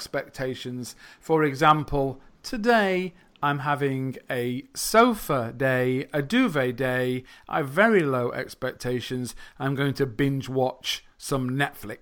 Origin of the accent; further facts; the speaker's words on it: England, United Kingdom; first language English; I'm a teacher from England